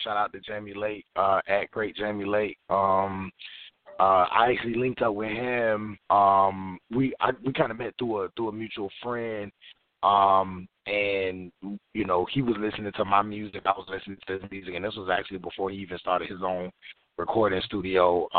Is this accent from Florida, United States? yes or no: yes; Florida, United States; I know me, I was born and raised in Florida, so I grew up on a lot of Southern music.